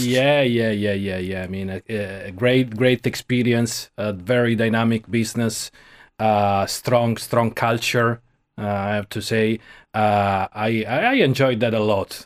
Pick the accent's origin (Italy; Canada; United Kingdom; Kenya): Italy; Rome, Lazio; moved away as an adult; also born or lived in Milan; now in Ireland; I was born in Rome. I grew up there, lived for 30 years